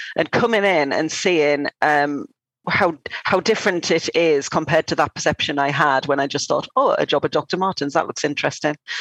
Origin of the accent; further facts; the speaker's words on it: North East England, United Kingdom; now in London, United Kingdom; I'm not from London. I'm from the northeast of England.